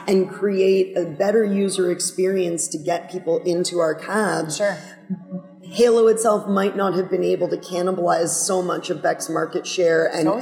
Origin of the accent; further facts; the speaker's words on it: Toronto, Ontario, Canada; moved away; I'm from Toronto originally.